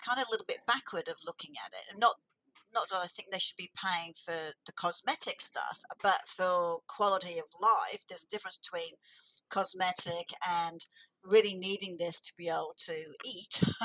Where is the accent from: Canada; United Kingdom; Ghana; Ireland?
United Kingdom; England; I was born in England